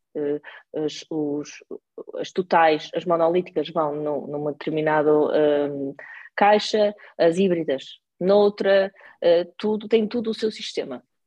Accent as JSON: {"language": "Portuguese", "town": "Porto", "region": "Norte", "country": "Portugal", "tie": "born or raised there", "said": "eu sou do Porto, uh, vivi lá quase a, a minha vida"}